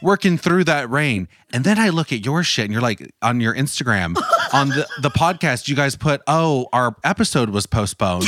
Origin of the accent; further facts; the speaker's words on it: United States; I'm from the United States